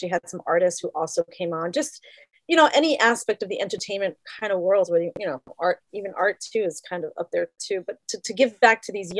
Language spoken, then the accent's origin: English; New York City, New York, United States; moved away; growing up in New York City, it's a melting pot.